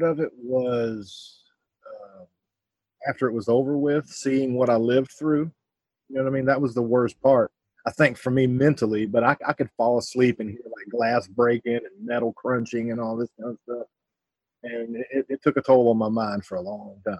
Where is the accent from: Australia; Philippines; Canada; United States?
United States; Myrtle Beach, South Carolina; moved away as an adult; now in West Virginia, United States; I come from the South. I lived in Myrtle Beach, South Carolina for about 34 years. Moved to West Virginia about 4 or 5 years ago